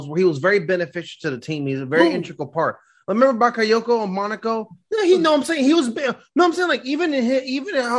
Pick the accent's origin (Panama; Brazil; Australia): Brazil; Northeast Region; now in California, United States; I'm from the Northeast. Northeast, not Center East. Northeast.